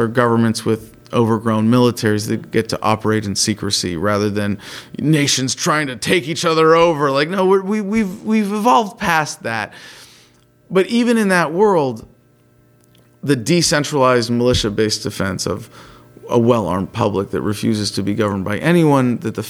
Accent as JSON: {"language": "English", "region": "California", "country": "United States", "said": "just to go back to my home state of California"}